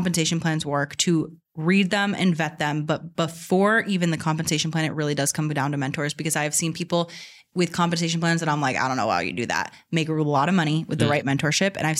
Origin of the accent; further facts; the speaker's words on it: Boston, Massachusetts, United States; me growing up in Boston in a liberal city